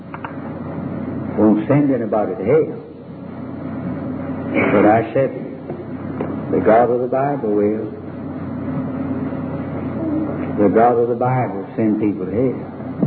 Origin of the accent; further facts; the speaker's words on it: Winston-Salem, North Carolina, United States; in my hometown, Winston-Salem